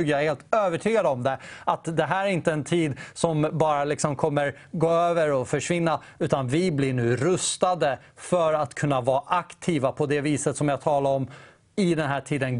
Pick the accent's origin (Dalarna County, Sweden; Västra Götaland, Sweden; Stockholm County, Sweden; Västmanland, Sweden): Stockholm County, Sweden; Täby; jag kommer från Täby. Det är en mm. väldigt rik kommun egentligen.